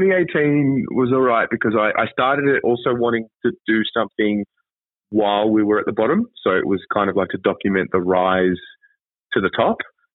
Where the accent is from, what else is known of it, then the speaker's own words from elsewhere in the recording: Australia; moved away; also born or lived in China / Israel; Long story short, I moved away from Australia. I was living in China. And I did a stint there for 6 months, and then I spent 2 years in Israel.